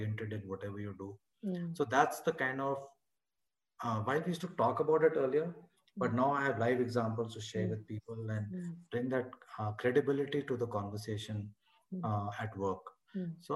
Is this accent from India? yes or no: yes; India; now in Delhi, India; I'm already from India